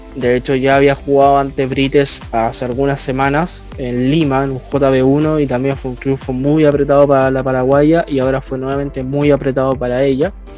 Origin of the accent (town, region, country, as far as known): Chile